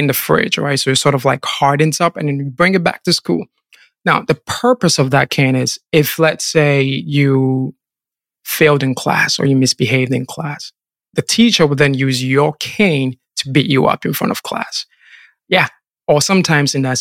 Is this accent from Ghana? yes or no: yes; Kumasi, Ashanti, Ghana; I was born and raised in Ghana, specifically in the Ashanti region, Kumasi, into a Christian family.